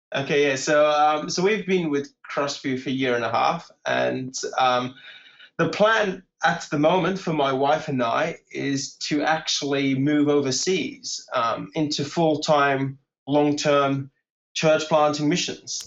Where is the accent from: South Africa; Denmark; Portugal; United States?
Portugal; accent: British; first language English; moved away; also born or lived in Bournemouth, England; I grew up in Portugal